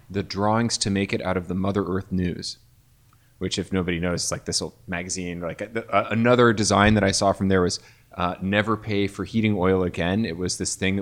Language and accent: English; Bloomington, Indiana, United States; I worked for a cafe in my hometown of Bloomington, Indiana that roasted its own coffee